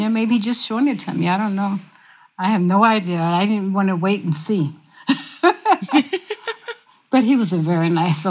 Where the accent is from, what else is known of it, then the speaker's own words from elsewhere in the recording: the South, United States; I say, yes, sir, I'm from the South.